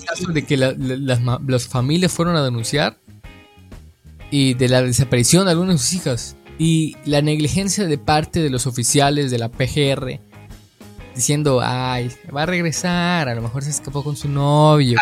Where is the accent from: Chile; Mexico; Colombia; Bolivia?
Mexico; yo como mexicano